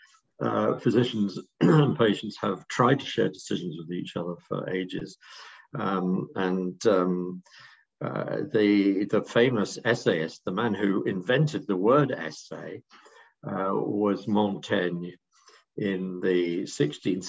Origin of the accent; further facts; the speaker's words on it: England, United Kingdom; I'm speaking, of course, as an Englishman